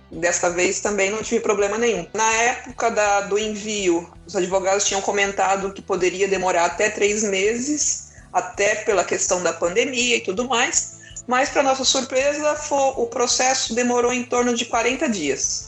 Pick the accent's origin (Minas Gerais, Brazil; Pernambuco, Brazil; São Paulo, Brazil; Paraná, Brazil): São Paulo, Brazil; moved away as an adult; now in Portugal; vim de São Paulo